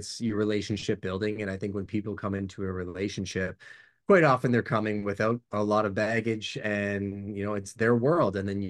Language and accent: English; Montreal, Quebec, Canada; I was a transplant from Montreal. And my dad had built a sales business with my mom back in Montreal in non-destructive testing.